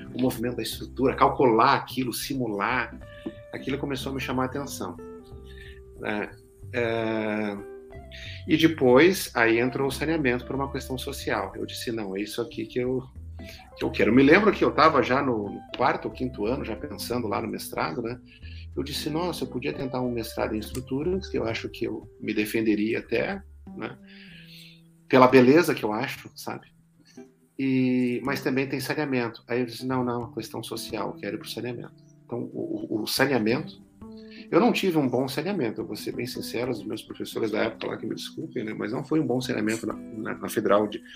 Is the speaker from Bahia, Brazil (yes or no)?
no; Rio Grande, Rio Grande do Sul, Brazil; moved away as an adult; also born or lived in Santa Maria / São Paulo; lá na minha cidade natal, em Rio Grande, no Rio Grande do Sul